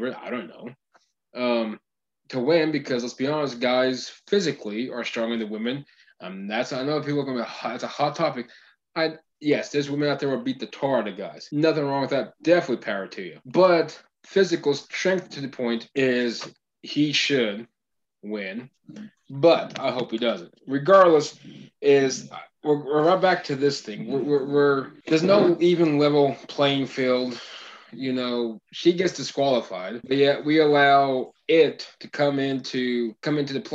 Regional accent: Oklahoma, United States; we're from Oklahoma

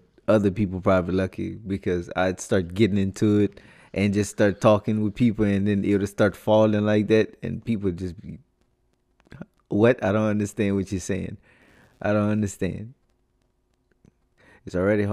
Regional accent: Lafayette, Louisiana, United States; accent: Creole

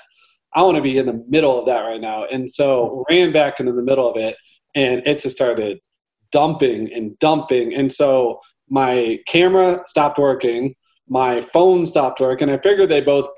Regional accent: St. Louis, Missouri, United States; I'm born and raised in St. Louis.

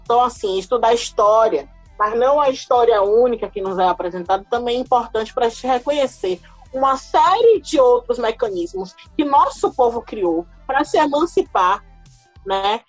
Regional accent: Salvador, Bahia, Brazil; eu sou de Salvador, Bahia

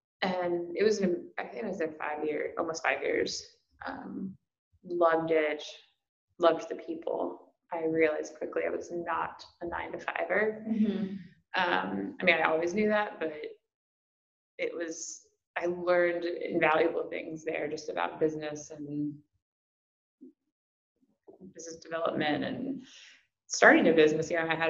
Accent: Ohio, United States; also born or lived in Kentucky / California; now in North Carolina, United States; I'm from Ohio, Midwest, but my dad was military, so I kind of grew up all over, and my family loves to travel. Ended up in college in Kentucky, and then I moved to California for a few years

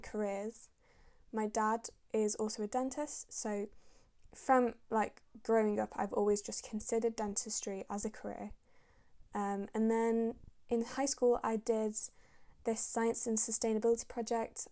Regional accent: Manchester, North West England, United Kingdom; also born or lived in Syria; I was born in Syria, and I moved over to England when I was about a year and a half, and I've lived and grown up in Manchester since then.

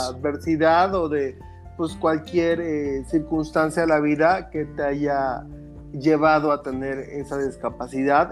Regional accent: Mexico; yo de niño siempre las veía en México

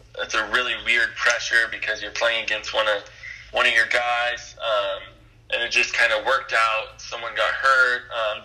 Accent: Long Beach, California, United States; growing up in Southern California

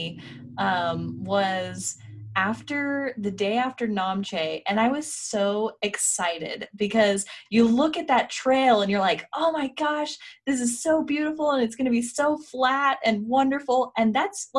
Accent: Colorado, United States; now in Salt Lake City, United States; I grew up in Colorado as well, which was even a little bit higher than here in Salt Lake

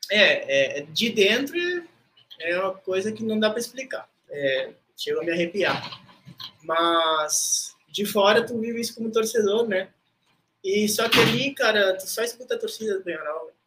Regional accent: Rivera, Uruguay; moved away as an adult; also born or lived in Brazil; now in Florianópolis, Brazil; eu fui feito em Ribeira, tá? Porque meus pais moravam em Ribeira.

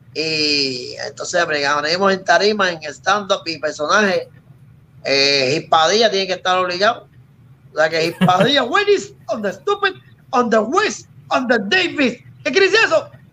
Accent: Puerto Rico

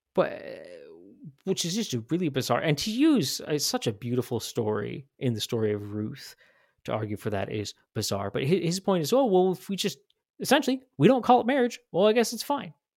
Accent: Washington, United States; now in Idaho, United States; I grew up in Washington State.

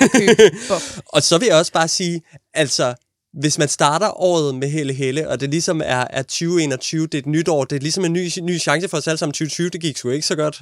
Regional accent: Denmark; vi er nogle blege danskere

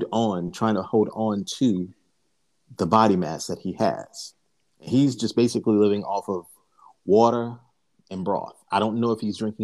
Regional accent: the South, United States; I'm from the South

